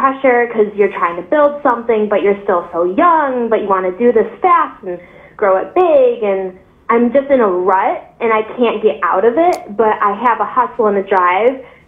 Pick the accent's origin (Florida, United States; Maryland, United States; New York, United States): New York, United States; Buffalo; I'm from Buffalo, New York.